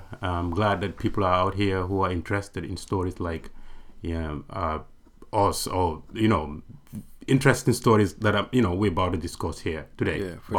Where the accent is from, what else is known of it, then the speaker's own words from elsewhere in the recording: Gambia; now in Portland, United States; I actually was born and raised in the Gambia. I've never been to any other African country.